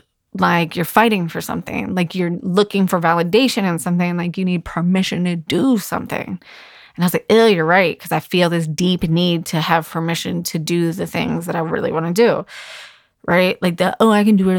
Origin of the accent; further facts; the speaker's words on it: Virginia Beach, Virginia, United States; in my hometown and it's only an hour away from my house